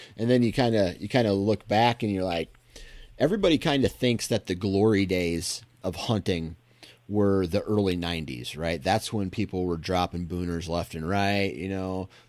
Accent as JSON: {"language": "English", "region": "Iowa", "country": "United States", "tie": "born or raised there", "said": "I guess it's just more nostalgic for me because I grew up in Iowa"}